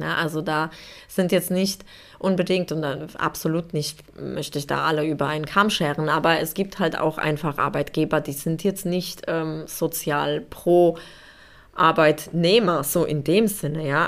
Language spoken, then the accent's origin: German; Poland; now in Germany; Also ich komme ursprünglich aus Polen